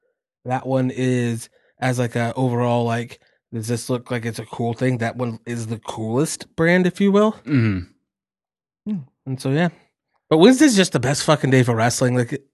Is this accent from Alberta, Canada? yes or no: yes; Calgary, Alberta, Canada; It wasn't my hometown. It was in Montreal. It's French Canada. Not the real Canada, like in Calgary.